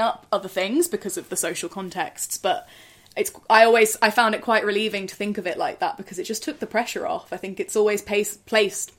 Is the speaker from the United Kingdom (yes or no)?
yes; Oxford, South East England, United Kingdom; I'm from Oxford